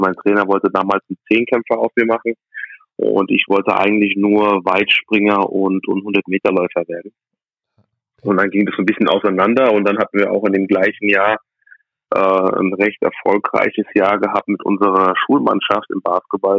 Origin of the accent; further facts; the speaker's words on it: Aschaffenburg, Bavaria, Germany; also born or lived in United States; ich bin in Amerika geboren, kam nach einigen Jahren nach Deutschland, äh, bin in Deutschland aufgewachsen